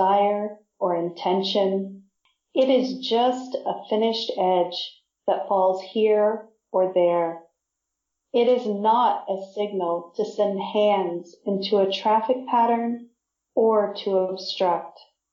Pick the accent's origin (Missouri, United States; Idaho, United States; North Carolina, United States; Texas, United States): Missouri, United States; Independence; also born or lived in New York / New Jersey; now in Wales, United Kingdom; I'm from Missouri, from a town called Independence.